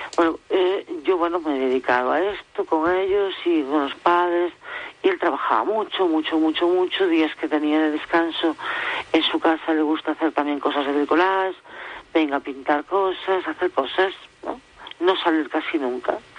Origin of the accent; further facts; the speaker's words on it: Galicia, Spain; moved away as an adult; de donde soy yo, de Galicia